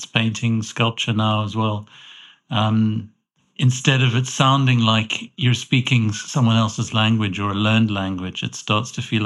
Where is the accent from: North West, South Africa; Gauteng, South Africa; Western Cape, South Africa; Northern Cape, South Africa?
Western Cape, South Africa; Cape Town; moved away as an adult; also born or lived in London; now in Edinburgh, United Kingdom; I grew up in Cape Town in South Africa